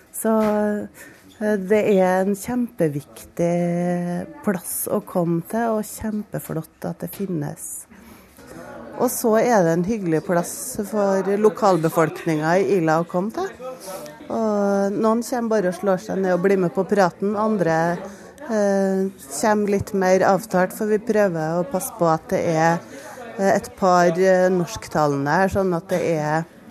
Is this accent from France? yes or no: yes; France; Norwegian is a second language; now in Norway; Jeg kommer eh, fra Frankrike.